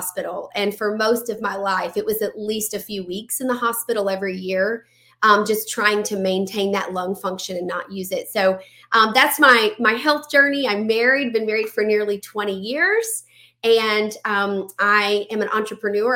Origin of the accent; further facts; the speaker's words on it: Louisiana, United States; I'm from Louisiana